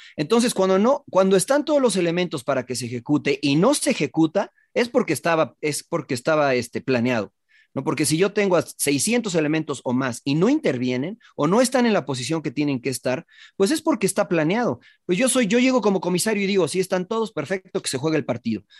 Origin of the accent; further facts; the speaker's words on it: Mexico City, Mexico; moved away; yo viví, crecí en la Ciudad de México